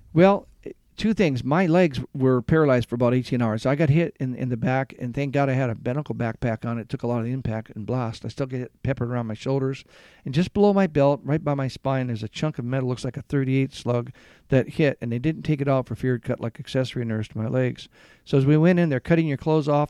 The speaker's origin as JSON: {"language": "English", "town": "Garden Grove", "region": "California", "country": "United States", "tie": "born or raised there", "also_born_or_lived": "Michigan / San Antonio, Texas", "moved": "as an adult", "said": "I grew up in Garden Grove"}